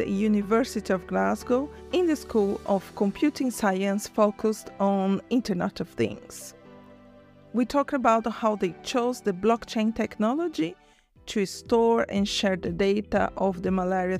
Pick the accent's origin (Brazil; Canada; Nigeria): Brazil; moved away; I'm from Brazil originally